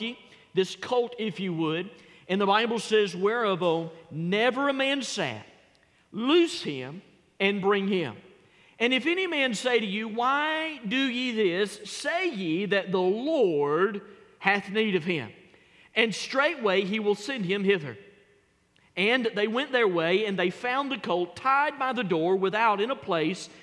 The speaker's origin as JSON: {"language": "English", "town": "Gadsden", "region": "Alabama", "country": "United States", "tie": "born or raised there", "moved": "as an adult", "lives_now": "Carrollton, United States", "said": "I grew up in Gadsden, Alabama. I was born and raised there in Gadsden on the Coosa River"}